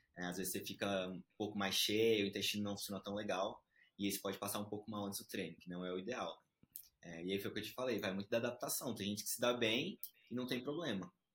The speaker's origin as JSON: {"language": "Portuguese", "town": "Brasília", "region": "Federal District", "country": "Brazil", "tie": "born or raised there", "also_born_or_lived": "Recife, Pernambuco, Brazil", "said": "sou de Recife, é, nasci lá, vim criança para Brasília, então crescido em Brasília"}